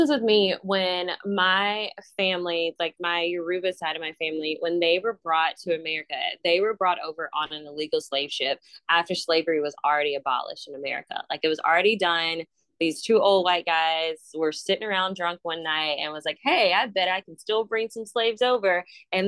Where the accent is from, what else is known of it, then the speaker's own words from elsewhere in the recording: Mobile, Alabama, United States; that's where I grew up. Like, I grew up in Africa Town